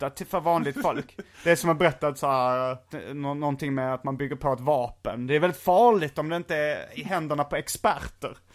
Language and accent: Swedish; Värmland, Sweden; accent: Värmland dialect (said to sound Norwegian); jag får samma anklagelse när jag pratar värmländska, att det låter som norska.